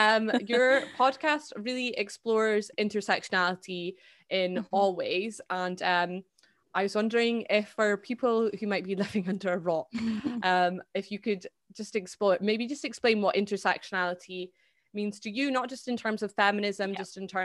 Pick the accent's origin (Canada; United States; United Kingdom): United Kingdom; Scotland; Like, where are you from? Exactly, and I went, yeah. Scotland.